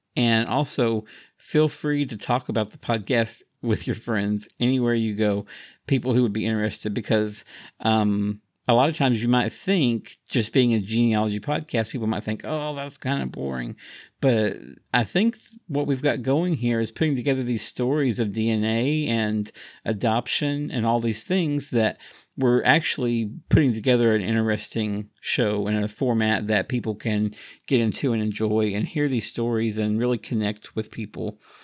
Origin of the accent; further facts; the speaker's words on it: Oklahoma, United States; also born or lived in Alabama; now in Tijuana, Mexico; I moved away from Oklahoma many years ago, I think nineteen ninety-two